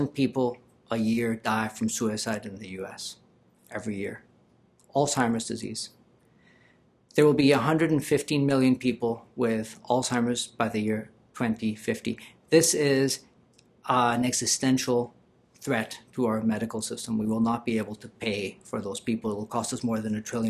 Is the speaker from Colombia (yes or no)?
yes; Colombia; moved away; I'm originally from Colombia.